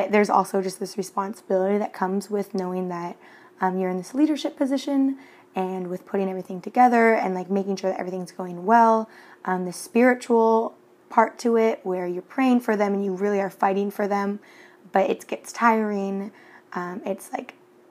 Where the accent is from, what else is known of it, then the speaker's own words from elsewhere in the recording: Washington, United States; now in Cancun, Mexico; I'm from Washington State